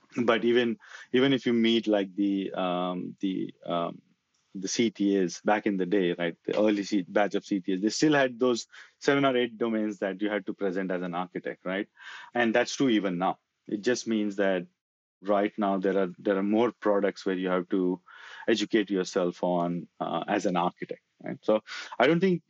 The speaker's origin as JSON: {"language": "English", "country": "India", "moved": "as an adult", "lives_now": "Australia", "said": "I was in that part of the world for a long, long time"}